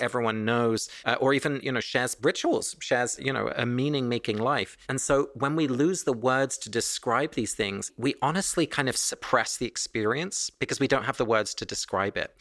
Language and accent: English; England, United Kingdom; moved away; my family was Dutch, but I was born and raised in England